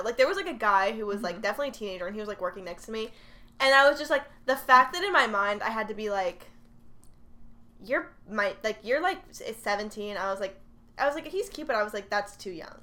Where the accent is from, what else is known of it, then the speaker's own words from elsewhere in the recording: Texas, United States; we're from Texas